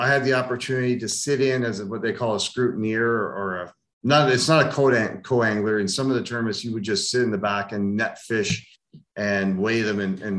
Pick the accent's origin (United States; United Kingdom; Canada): Canada; Ontario; also born or lived in Germany; Yeah. I moved to Canada when I was 2, so I was told, and moved all around Ontario. My dad worked retail and in management, and we just moved all around Ontario and settled in southern Ontar